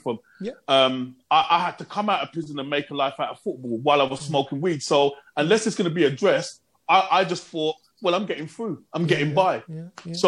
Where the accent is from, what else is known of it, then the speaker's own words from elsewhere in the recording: London, United Kingdom; moved away as an adult; also born or lived in Birmingham; I'm coming from London